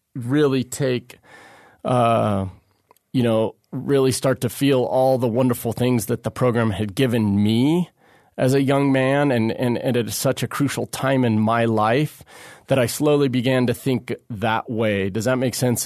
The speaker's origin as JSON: {"language": "English", "town": "Santa Barbara", "region": "California", "country": "United States", "tie": "born or raised there"}